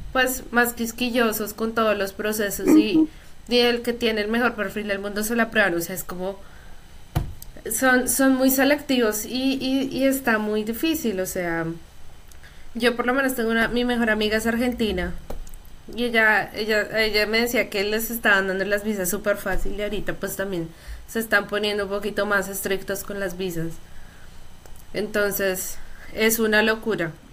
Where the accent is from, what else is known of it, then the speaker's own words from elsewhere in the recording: Colombia; los colombianos somos